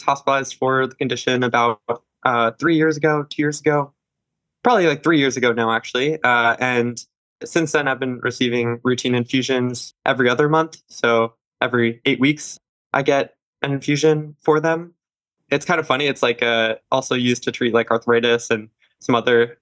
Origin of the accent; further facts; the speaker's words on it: New Jersey, United States; moved away as an adult; also born or lived in Salt Lake City; now in Boston, United States; I grew up in Jersey